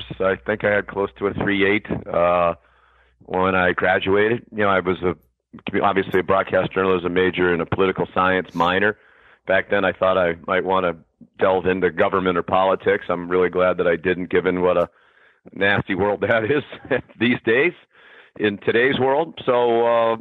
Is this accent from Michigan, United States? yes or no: no; Boston, Massachusetts, United States; as an Irish Catholic kid growing up in South Boston